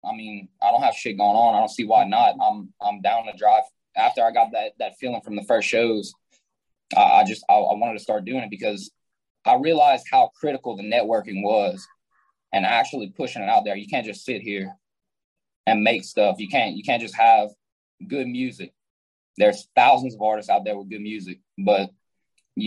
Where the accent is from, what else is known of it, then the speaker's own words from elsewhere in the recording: Simmesport, Louisiana, United States; I'm from a small town called Simsport. It's in Louisiana.